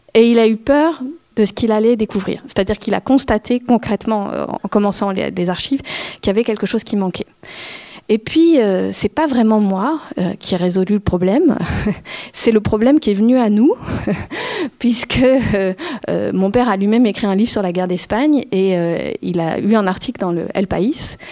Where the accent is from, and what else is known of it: France